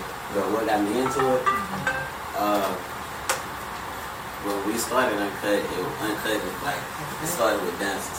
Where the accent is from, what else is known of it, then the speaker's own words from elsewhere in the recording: Houston, Texas, United States; I'm from Houston.